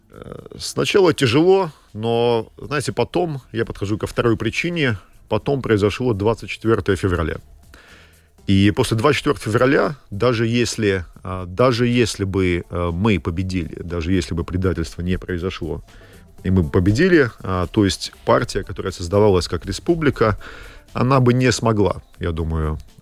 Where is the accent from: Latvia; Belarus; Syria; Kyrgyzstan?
Latvia; я родился в Латвии, а, то есть я воспитывался, как говорили, в школе